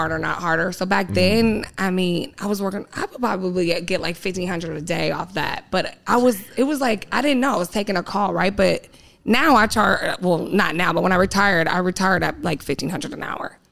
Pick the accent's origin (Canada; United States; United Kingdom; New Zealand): United States; San Diego, California; I grew up in Southeast San Diego